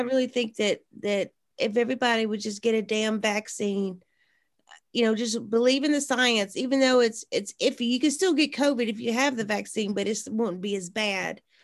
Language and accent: English; South Mississippi, United States; when I was growing up in South Mississippi